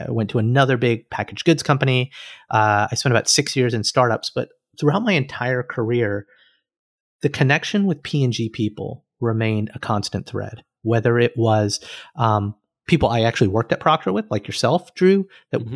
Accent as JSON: {"language": "English", "region": "Alabama", "country": "United States", "also_born_or_lived": "Cincinnati", "moved": "as an adult", "said": "I was an engineer from Alabama"}